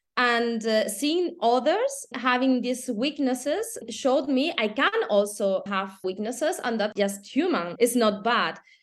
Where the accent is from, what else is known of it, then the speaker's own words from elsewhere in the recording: Spain; moved away as an adult; also born or lived in Germany; now in Austria; I'm from Spain, living, eh, almost ten years abroad, nine in, in Germany and one year in, in Austria